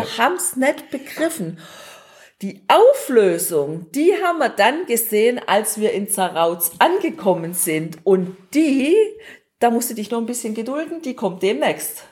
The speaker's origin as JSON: {"language": "German", "country": "Germany", "said": "bei uns in Deutschland"}